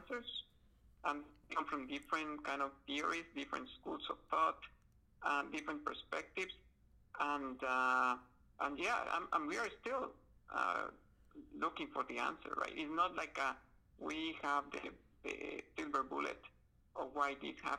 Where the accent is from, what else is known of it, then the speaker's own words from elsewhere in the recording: Guatemala; moved away; I am from, I was born in Guatemala in Central America.